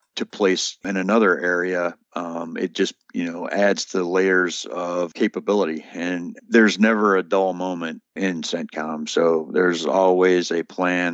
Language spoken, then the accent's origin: English; Morganfield, Kentucky, United States; moved away as an adult; I am from Kentucky. You notice it said, uh, that I'm from Morganfield.